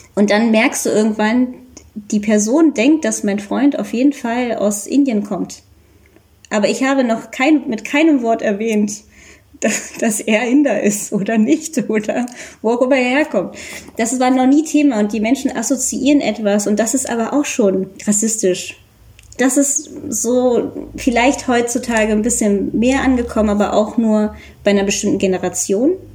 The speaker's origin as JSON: {"language": "German", "country": "Germany", "said": "ich bin ja auch Deutsche und äh, habe halt indische Eltern"}